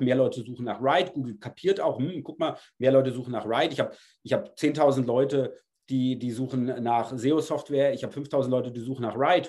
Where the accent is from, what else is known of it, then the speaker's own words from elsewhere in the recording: Germany; ich bin Deutscher